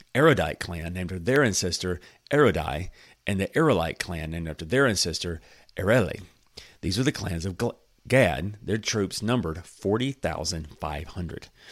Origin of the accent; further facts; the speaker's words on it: United States; I am from the United States